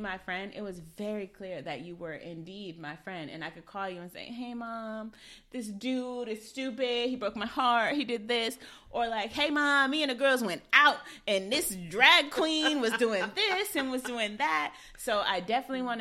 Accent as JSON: {"language": "English", "region": "Wisconsin", "country": "United States", "moved": "as an adult", "lives_now": "California, United States", "said": "we're from Wisconsin"}